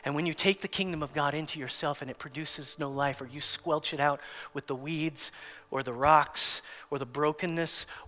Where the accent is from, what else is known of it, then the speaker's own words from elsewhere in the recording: United States; As American Christians